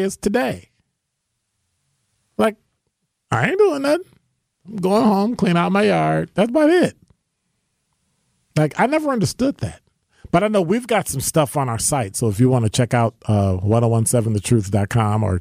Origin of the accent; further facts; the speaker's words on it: Chicago, Illinois, United States; now in Milwaukee, United States; I was born in Chicago